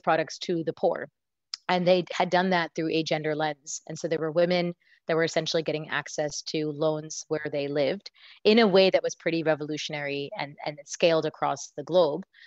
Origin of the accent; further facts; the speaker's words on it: United States; accent: American; moved away as an adult; now in India; I was born in the U.S.